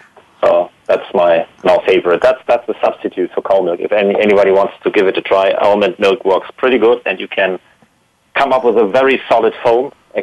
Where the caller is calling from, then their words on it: Baden-Württemberg, Germany; Yes, near Heidelberg. Germany near Heidelberg, yes.